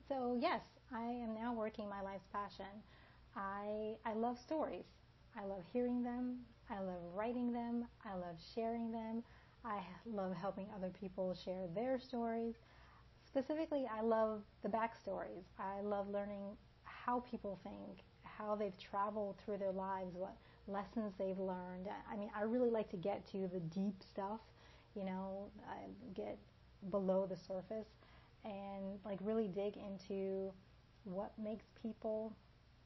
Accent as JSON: {"language": "English", "town": "Elizabeth", "region": "New Jersey", "country": "United States", "tie": "born or raised there", "also_born_or_lived": "Washington, D.C. / Washington State / North Carolina / Georgia", "moved": "yes", "lives_now": "Sarasota, United States", "said": "I was born in Washington, D.C., but I grew up in Elizabeth, New Jersey"}